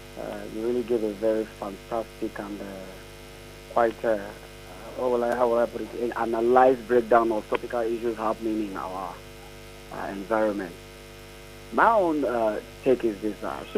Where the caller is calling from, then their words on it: Apapa, Lagos, Nigeria; from Apapa.